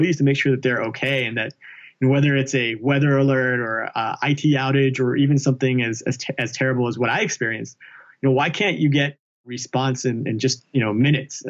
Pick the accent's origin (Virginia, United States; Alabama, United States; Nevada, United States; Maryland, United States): Alabama, United States; I grew up in Alabama